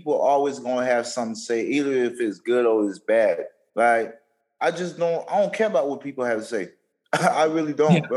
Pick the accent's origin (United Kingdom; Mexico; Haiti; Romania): Haiti; English is a second language; moved away; Originally from Haiti, moved from Haiti 2003